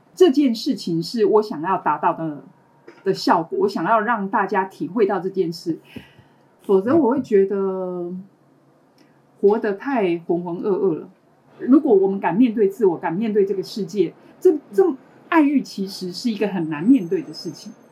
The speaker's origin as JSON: {"language": "Chinese", "country": "Taiwan", "said": "我是来自台湾的"}